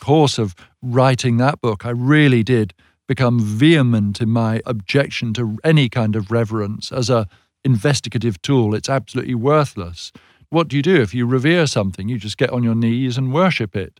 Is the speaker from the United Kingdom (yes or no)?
yes; United Kingdom; we in Britain